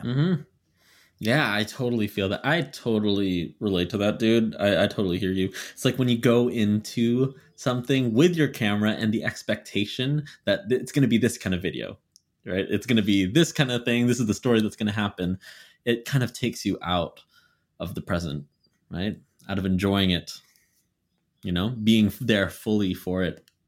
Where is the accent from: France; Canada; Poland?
Canada; moved away as an adult; now in Philadelphia, United States; I just left Canada. I just left home. I left my hometown and moved to a completely different country